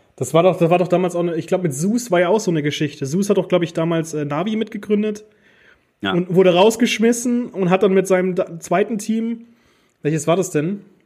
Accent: Germany; bei uns in Deutschland

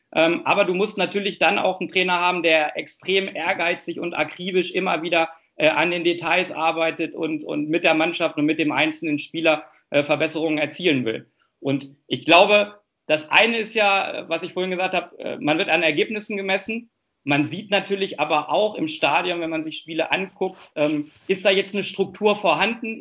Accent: Hanover, Lower Saxony, Germany; Hannover ist meine Heimatstadt. Äh, hier lebe ich auch mit meiner Familie zusammen

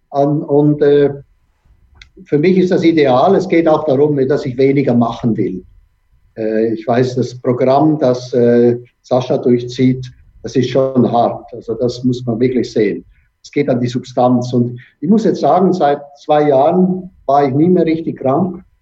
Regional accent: Switzerland; ich bin schlussendlich bin ich auch Schweizer.

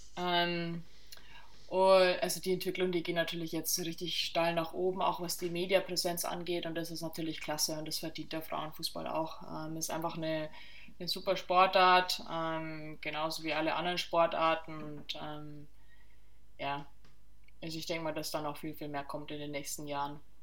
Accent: southern Bavaria, Germany; ich bin ja im Süden von Bayern aufgewachsen

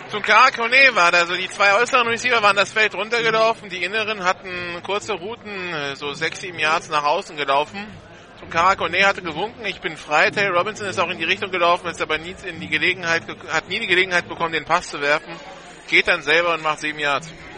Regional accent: Hamburg, Germany; Wir sind beide ursprünglich aus Hamburg.

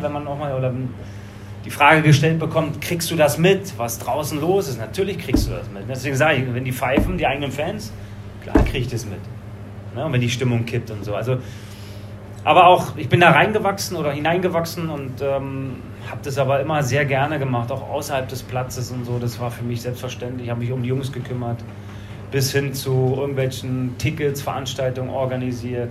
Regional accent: Berlin, Germany; moved away; Also ich bin ja aus Berlin be-, gekommen

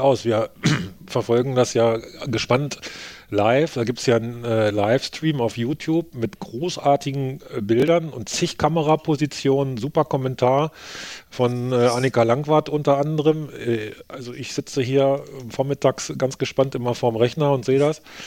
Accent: Germany; als Deutscher

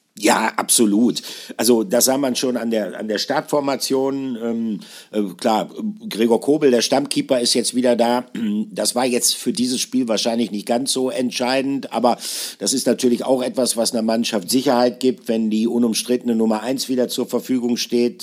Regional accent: near Bielefeld, North Rhine-Westphalia, Germany; ich bin, äh, geborener Ostwestfale. Äh, bei uns, einzige Ausnahme ist Paderborn. Da wird es auch relativ groß gefeiert, aber ich komme, äh, aus der Nähe von Bielefeld

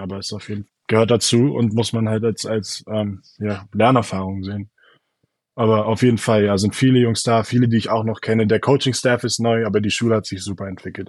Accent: Berlin, Germany; moved away as an adult; komme aus Berlin

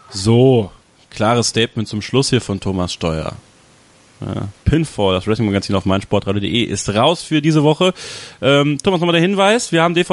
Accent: Borken, North Rhine-Westphalia, Germany; WXW im Borken, in meiner Heimatstadt

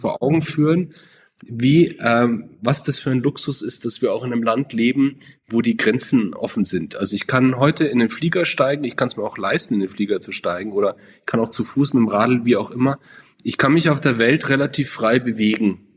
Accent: Munich, Bavaria, Germany; Ich bin geboren und auch gebürtiger München, also kein Zurkreister, wie man so sagt, äh, sondern gebürtig

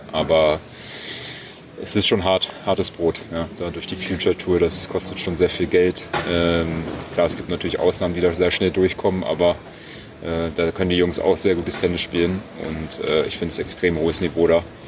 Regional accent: Berlin, Germany; born or raised there

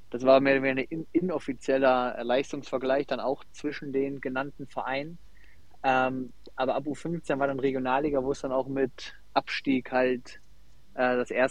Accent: Essen, North Rhine-Westphalia, Germany; Ich komme aus Essen und äh, habe dann eigentlich bei meinem Heimatverein um die Ecke angefangen bei DJK Adler Frintrop

